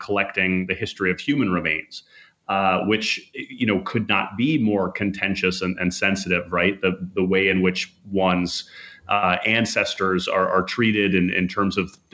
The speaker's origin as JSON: {"language": "English", "region": "Minnesota", "country": "United States", "tie": "born or raised there", "said": "I grew up in Minnesota"}